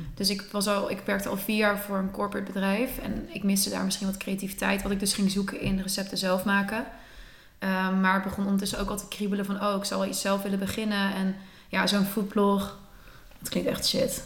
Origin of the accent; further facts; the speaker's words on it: Netherlands; mijn vader is Spaans, mijn moeder is Nederlands, ik ben gemixt, ik ben in Nederland opgegroeid